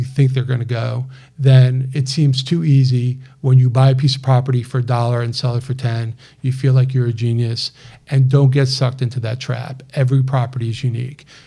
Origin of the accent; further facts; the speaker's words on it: Bergen County, New Jersey, United States; moved away as an adult; now in Houston, United States; I'm actually from Bergen County. Well, I went to high school in Bergen County, lived just north of Bergen County. So I'm a New Jersey through and through